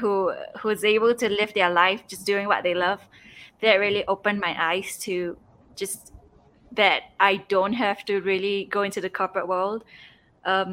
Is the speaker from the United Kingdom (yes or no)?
no; Singapore; moved away as an adult; also born or lived in Seattle; now in Peru; So I'm originally from Singapore. I was home, during the whole pandemic period, I was home for 8 months